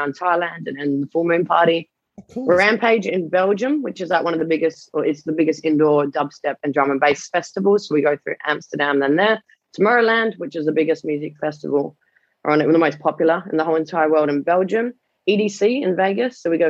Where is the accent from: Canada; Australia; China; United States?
Australia; Perth, Western Australia; I grew up in Perth